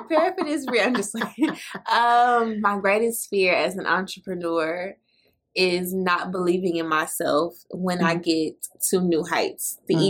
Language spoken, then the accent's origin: English; Fort Worth, Texas, United States; I grew up in Fort Worth